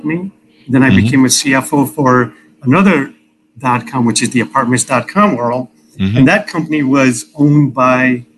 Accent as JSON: {"language": "English", "town": "Chicago", "region": "Illinois", "country": "United States", "tie": "born or raised there", "said": "I grew up in Chicago"}